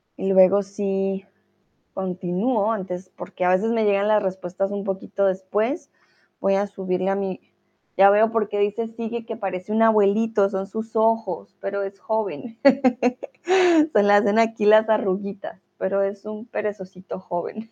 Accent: Colombia; now in Germany; soy de Colombia, soy tutora de español aquí en Chatterbox y eh, comúnmente vivo ya ahora sí en Alemania

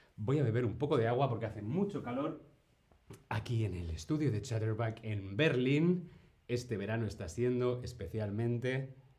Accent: Spain

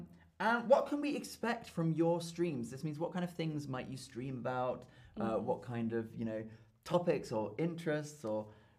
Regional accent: United Kingdom; now in Germany; And we're both British.

